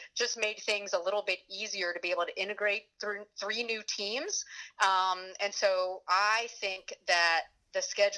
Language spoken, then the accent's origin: English; Kendall, Florida, United States; moved away; growing up in Kendall, I would watch the Hurricanes and the Dolphins with my dad